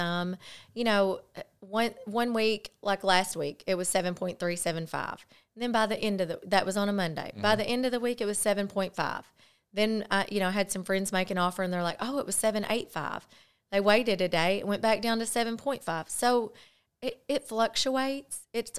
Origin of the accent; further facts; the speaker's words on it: Cardwell, Missouri, United States; also born or lived in Paragould, Arkansas / Michigan; I'm from Cardwell, Missouri. So I'm across the Kahlua colored waters over there. So I grew up in Paragould, you know, visited Paragould from Cardwell.